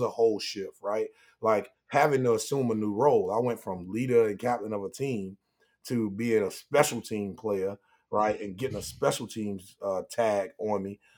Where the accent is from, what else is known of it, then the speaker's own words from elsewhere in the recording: Pine Hills, Florida, United States; growing up in Pine Hills